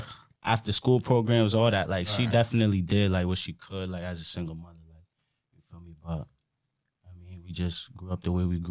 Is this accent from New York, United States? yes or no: no; Norwich, Connecticut, United States; I was born in Norwich.